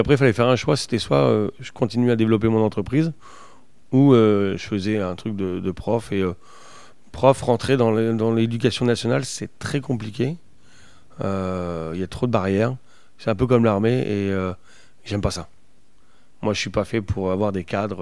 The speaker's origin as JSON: {"language": "French", "area": "the Nord", "region": "Hauts-de-France", "country": "France", "said": "chez nous dans le Nord"}